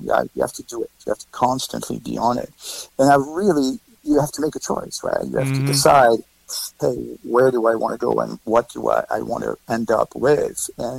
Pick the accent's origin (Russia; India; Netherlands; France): France; moved away as an adult; now in New York City, United States; I was born in France. I was born right outside of Switzerland in the Alps. Okay. Awesome. So I went to school there, went to the Conservatory of Music in Geneva.